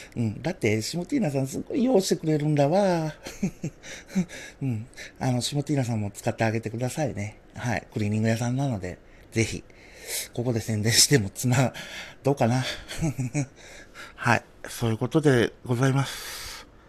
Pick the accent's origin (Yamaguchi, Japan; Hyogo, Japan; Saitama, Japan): Yamaguchi, Japan; now in Hiroshima, Japan; 最近広島にいながらね、故郷の山口の